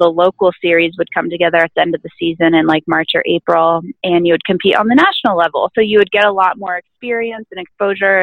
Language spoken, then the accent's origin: English; Aspen, Colorado, United States; I'm from Aspen, Colorado, and we have a really great ski and snowboard club here